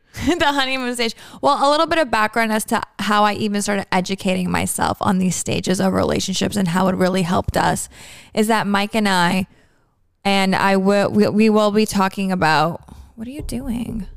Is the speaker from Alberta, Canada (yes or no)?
no; Toronto, Ontario, Canada; moved away as an adult; now in Miami, United States; I'm from Toronto